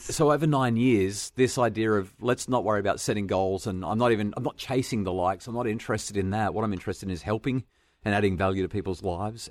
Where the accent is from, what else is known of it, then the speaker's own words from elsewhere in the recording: New South Wales Central Coast, Australia; I grew up on the New South Wales Central Coast